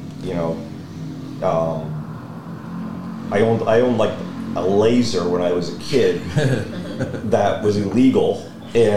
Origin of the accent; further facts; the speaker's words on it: Montreal, Quebec, Canada; I grew up in Montreal.